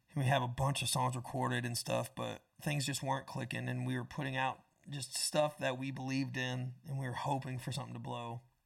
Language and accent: English; Panama City, Florida, United States; moved away as an adult; also born or lived in Tampa, Florida; now in Nashville, United States; I went from nine, Tampa to Panama City, and then right after I turned eighteen, I moved